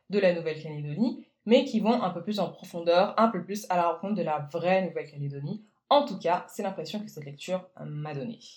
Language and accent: French; Guadeloupe; also born or lived in French Guiana; je ne suis pas néo-calédonienne, moi je viens plutôt, on va dire, de l'exact opposé. Je suis originaire de Guadeloupe et de Guyane, donc les ambiances festives, etc., ça m'a beaucoup parlé